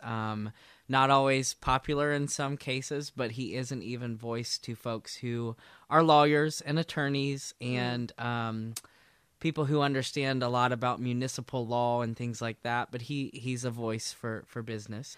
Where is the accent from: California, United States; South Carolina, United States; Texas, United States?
South Carolina, United States; Aiken; also born or lived in Charleston, South Carolina; now in Columbia, United States; I grew up in Aiken